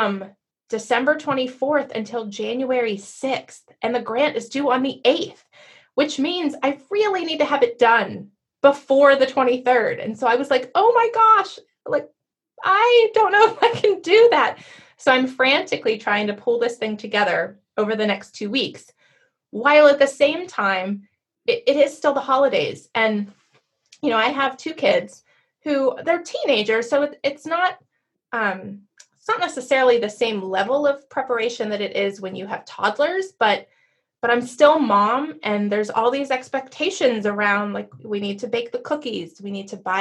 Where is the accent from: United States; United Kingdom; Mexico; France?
United States; Pittsburgh, Pennsylvania; moved away; I grew up in Pittsburgh